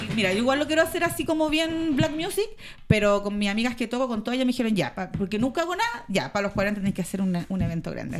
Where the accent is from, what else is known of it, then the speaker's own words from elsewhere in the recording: Chile; las raperas chilenas